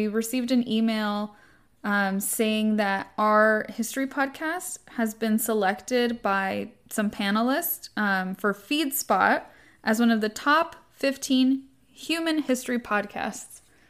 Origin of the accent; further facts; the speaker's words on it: Southern California, United States; we both grew up in the 90s. We're both from Southern California.